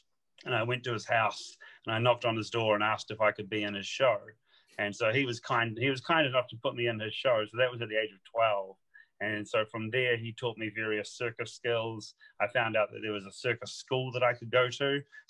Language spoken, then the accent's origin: English; New Zealand; accent: English and New Zealand mix; now in United Kingdom; I'm from New Zealand. So but I've lived in the UK for over 10 years. So I've got a weird mashup, a little bit of an English accent with a New Zealand accent.